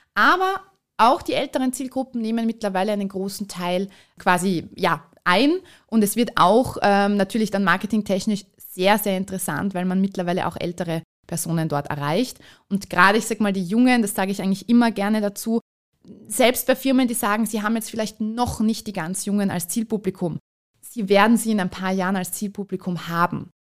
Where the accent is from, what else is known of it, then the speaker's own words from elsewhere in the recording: Vienna, Austria; moved away as an adult; now in Carinthia, Austria; ich bin Wahlkärntnerin, ich bin ursprünglich Wienerin